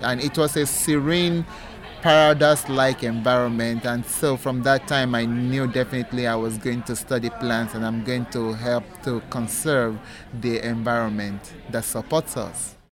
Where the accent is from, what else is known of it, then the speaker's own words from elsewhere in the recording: Nigeria; moved away as an adult; now in Nevada, United States; I am originally from Nigeria